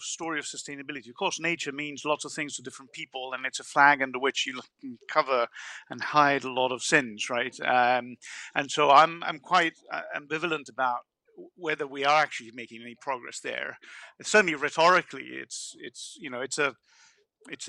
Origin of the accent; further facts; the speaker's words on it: Italy; I'm from Italy.